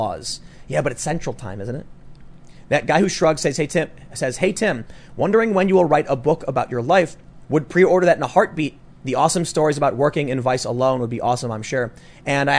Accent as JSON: {"language": "English", "town": "Chicago", "region": "Illinois", "country": "United States", "tie": "born or raised there", "said": "growing up on the South Side of Chicago"}